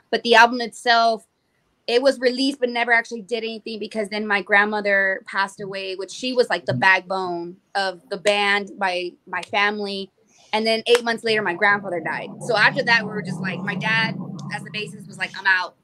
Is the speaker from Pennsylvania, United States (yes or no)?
no; San Antonio, Texas, United States; also born or lived in Corpus Christi, Texas; I'm from San Antonio, Texas